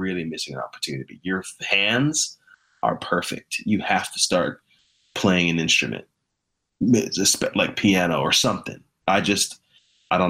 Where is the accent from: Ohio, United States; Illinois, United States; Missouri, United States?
Missouri, United States; also born or lived in Nashville, Tennessee; now in Phoenix, United States; growing up in Missouri